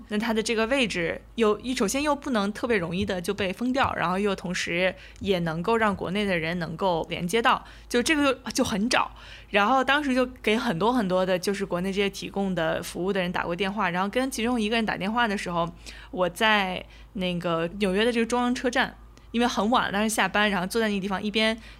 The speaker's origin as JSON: {"language": "Chinese", "region": "Shanxi", "country": "China", "said": "我和阿花都是山西人"}